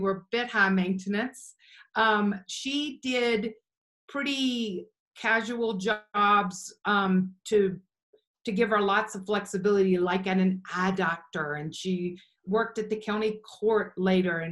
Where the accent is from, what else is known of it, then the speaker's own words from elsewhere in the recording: McKenney, Virginia, United States; moved away as an adult; also born or lived in Chicago; now in Denver, United States; I grew up in Virginia